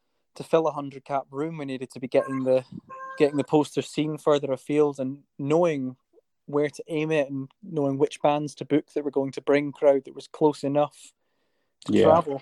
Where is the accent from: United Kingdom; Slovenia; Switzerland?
United Kingdom; Forres, Scotland; my hometown where I was staying in Forest at the time